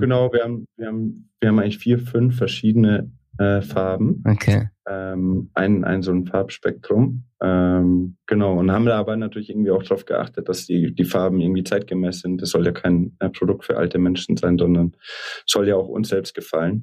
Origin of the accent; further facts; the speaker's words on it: Munich, Bavaria, Germany; also born or lived in Vienna; in München aufgewachsen, zur Schule gegangen, Abi gemacht, ähm, dann nach Wien gegangen.